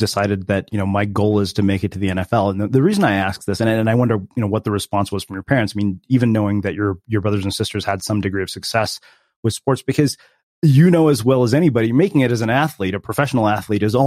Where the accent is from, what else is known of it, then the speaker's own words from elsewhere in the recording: Southern California, United States; we're both from Southern California. I went to high school with him